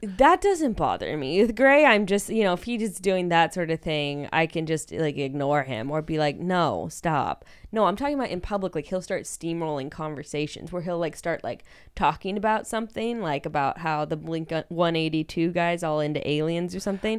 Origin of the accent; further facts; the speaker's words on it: Fresno, California, United States; I also grew up in, like, a really white, like, fairly affluent community in Fresno